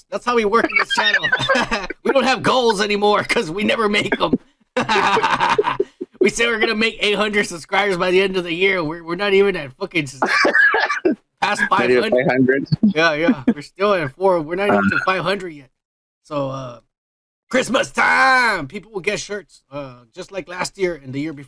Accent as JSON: {"language": "English", "country": "United States", "said": "I'm American. That's how I was born"}